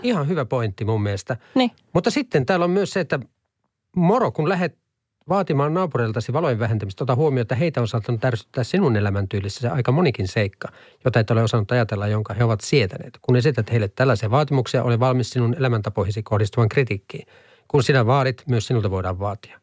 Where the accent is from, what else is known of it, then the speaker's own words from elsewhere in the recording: Halsua, Central Ostrobothnia, Finland; moved away as an adult; also born or lived in United States; Mä oon Halsulta kotosi